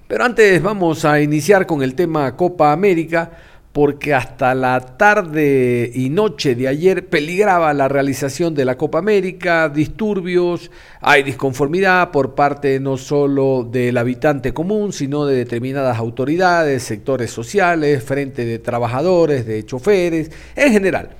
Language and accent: Spanish; Ecuador; como ecuatoriano